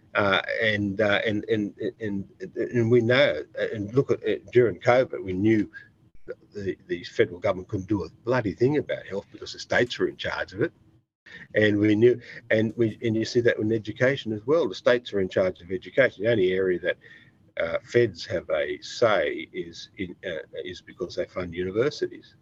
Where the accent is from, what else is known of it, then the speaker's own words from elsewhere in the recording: Australia; I'm Australian